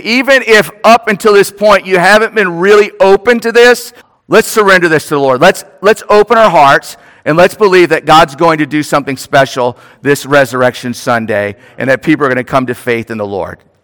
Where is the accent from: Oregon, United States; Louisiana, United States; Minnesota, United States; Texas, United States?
Louisiana, United States; New Orleans; moved away; I'm from New Orleans